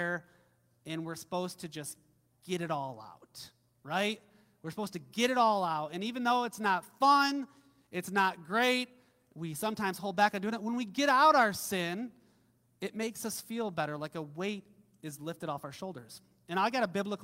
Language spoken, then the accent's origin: English; Midwest, United States; growing up in the Midwest, I grew up on, I think our family had like a 100-acre farm